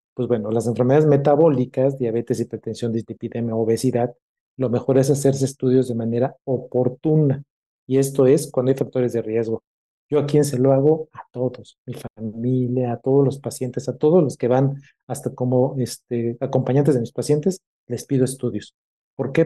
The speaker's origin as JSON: {"language": "Spanish", "country": "Mexico", "said": "tenemos como mexicanos y sobre todo como médicos"}